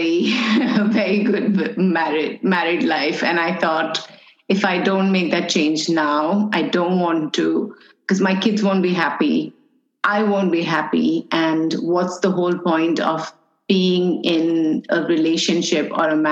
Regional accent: United Arab Emirates; I'm an Indian, born and raised in UAE.

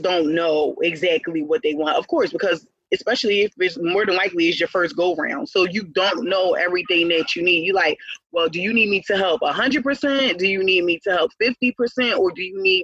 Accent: Philadelphia, Pennsylvania, United States; I'm from Philadelphia

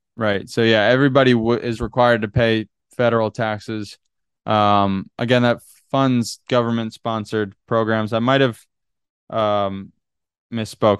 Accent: Northeast, United States; moved away as an adult; also born or lived in Boston; now in California, United States; growing up in the Northeast

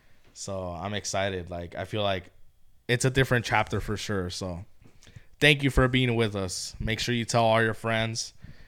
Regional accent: Baldwin Park, California, United States; I grew up in Baldwin Park

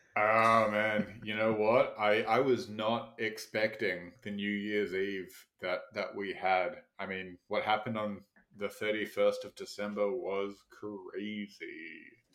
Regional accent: Australia; I have as an Australian

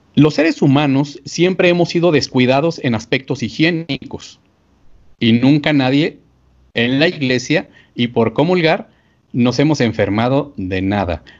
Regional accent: Archdiocese of Chihuahua, Mexico; aquí en la arquidiócesis de donde yo soy, la arquidiócesis de Chihuahua

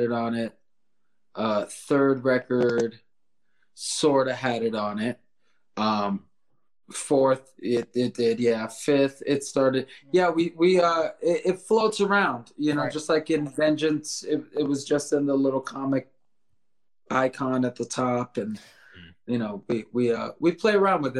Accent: South Florida, United States; we're from South Florida

